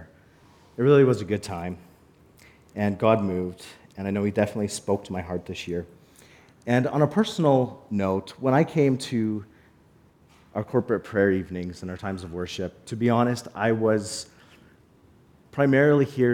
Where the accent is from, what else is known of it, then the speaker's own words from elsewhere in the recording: Calgary, Alberta, Canada; now in Cold Lake, Canada; I grew up in Calgary, but I spent every summer coming to Cold Lake to visit my grandfather